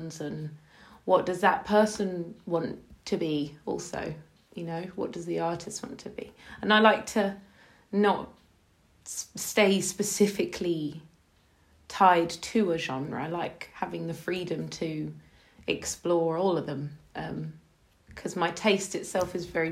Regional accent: London, United Kingdom; I'm from South London

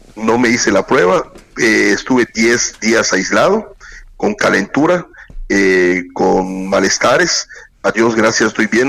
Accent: southeast Mexico, Mexico; como somos los sureños

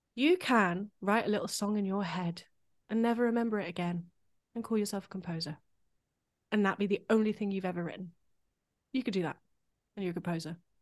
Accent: United Kingdom; as a British composer

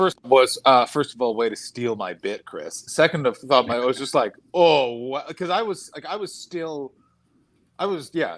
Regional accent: Ottawa, Ontario, Canada; Ottawa, my hometown.

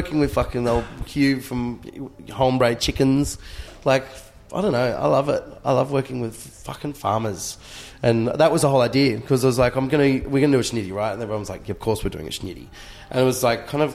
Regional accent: Australia; I'm really proud of being Australian.

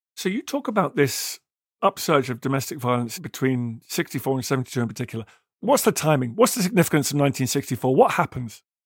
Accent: United Kingdom; as a Brit

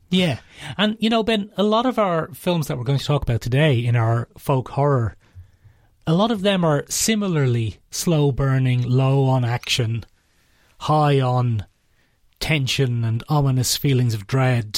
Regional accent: Ireland; We're all Irish

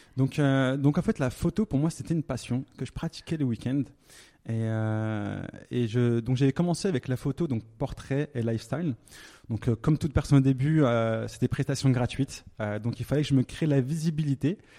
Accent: Thonon-les-Bains, Auvergne-Rhône-Alpes, France; moved away as an adult; also born or lived in Lyon; now in Dubai, United Arab Emirates; je suis né en France, à Tonon-les-Bains, en Haute-Savoie

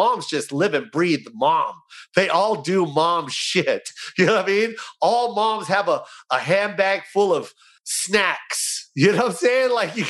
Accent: United States; I hate telling people I'm half Filipino, half white

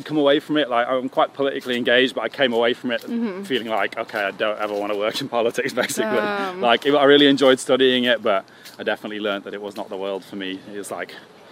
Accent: Sheffield, Yorkshire and the Humber, United Kingdom; moved away as an adult; also born or lived in Leeds; growing up in Sheffield

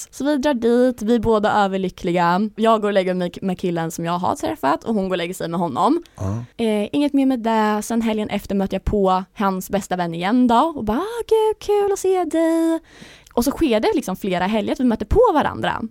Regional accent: Linköping, Östergötland, Sweden; moved away as an adult; now in Stockholm, Sweden; jag är ju från Linköping egentligen yeah. så jag har ju alltså, min familj där nere

